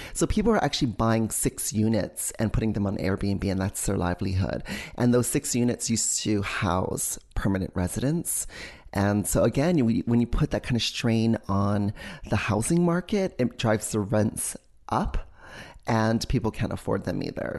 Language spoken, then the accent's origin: English; Hawaii, United States; moved away as an adult; also born or lived in New York City; When you're growing up in Hawaii